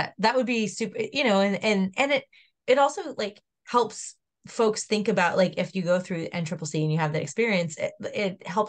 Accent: Southern California, United States; I grew up in Southern California, so I've had to evacuate a couple times

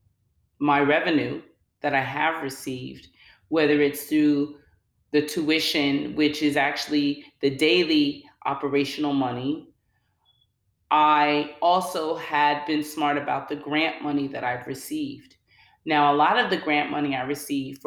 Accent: Oakland, California, United States; now in New Jersey, United States; I'm originally from the Bay Area, from Oakland, Oaktown

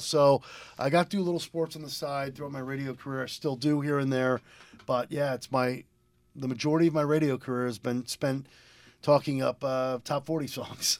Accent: Lebanon, Connecticut, United States; also born or lived in Willimantic, Connecticut / Philadelphia; I was born and raised in Lebanon, but I grew up going, uh, going to Wyndham School, Wyndham Public Schools

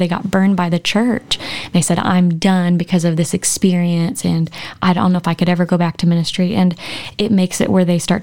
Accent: Texas, United States; moved away as an adult; now in Arkansas, United States; I didn't move here till we got married post-college. I came to Arkansas to go to OBU, but I'm from Texas

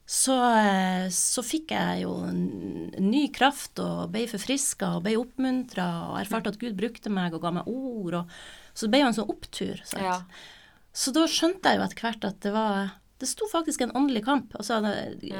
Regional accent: Nordland and Troms, Northern Norway, Norway; also born or lived in Buenos Aires, Argentina / Trøndelag; fra jeg var fire og ca. til i dag, så er det jo Nordland og Troms jeg har bodd

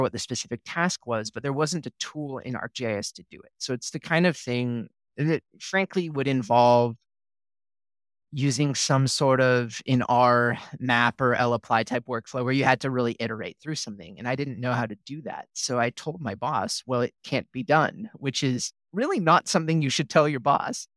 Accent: Oregon, United States; moved away as an adult; also born or lived in Minnesota / Texas; I'm from Oregon originally, did my undergrad at the University of Oregon

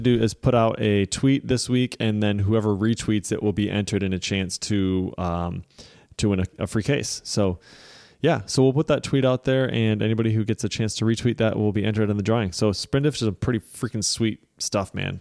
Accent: Michigan, United States; I'm from Michigan

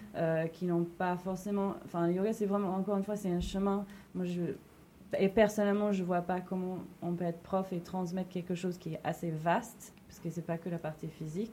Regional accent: New York, United States; now in Paris, France; je viens de New York

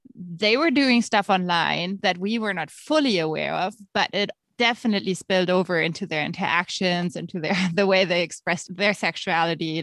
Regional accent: Germany; accent: German; moved away as an adult; also born or lived in Nebraska, United States; now in United States; As you can hear by my accent, I am actually German and have lived in the States now for about two years

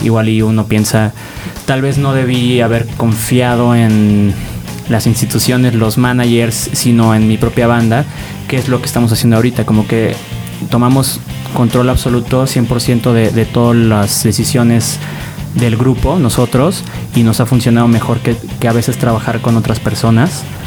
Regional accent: Mexico City, Mexico; also born or lived in Del Valle, Mexico City / Narvarte, Mexico City / Condesa, Mexico City; Yo soy del sur, Coyoacán. Pero hace años no vivo

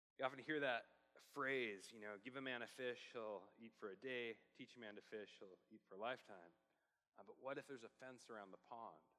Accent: Portland, Oregon, United States; I'm from Portland

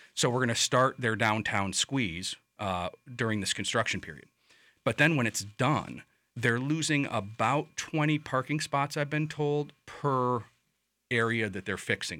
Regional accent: Chicago, Illinois, United States; now in Lakeland, United States; I'm from Chicago

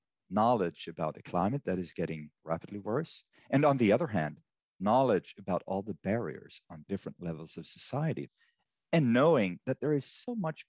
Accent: Sweden; I'm from Sweden

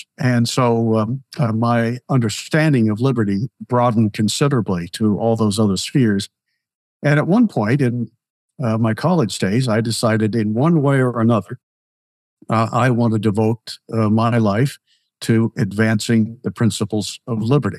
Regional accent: Beaver Falls, Pennsylvania, United States; I was born and raised in one of its suburbs

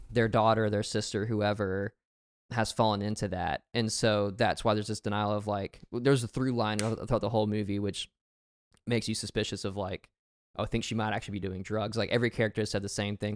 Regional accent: Alabama, United States; moved away; also born or lived in Arkansas; I grew up in Alabama

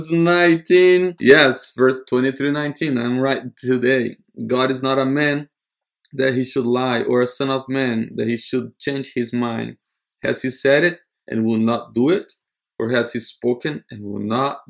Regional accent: United States; As an American

